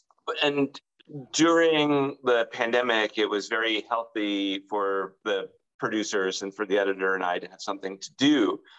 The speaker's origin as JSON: {"language": "English", "region": "Rhode Island", "country": "United States", "tie": "born or raised there", "said": "Well, I grew up in Rhode Island, which is in the northeast part of the United States, and it was very, very rural. So it was, I grew up deep in the woods with my grandparents."}